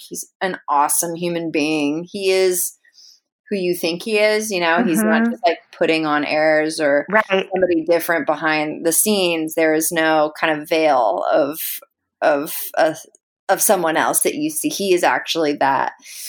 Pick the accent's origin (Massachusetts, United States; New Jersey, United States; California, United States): California, United States; San Francisco; I grew up like in the heart of the Haight-Ashbury. My father, he bought that house in 1967.